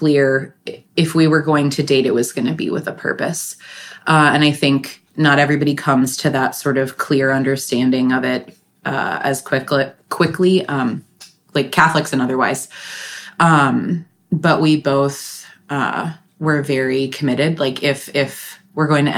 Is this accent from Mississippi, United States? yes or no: no; Archdiocese of St. Paul and Minneapolis, Minnesota, United States; I grew up in the Archdiocese of St. Paul, Minneapolis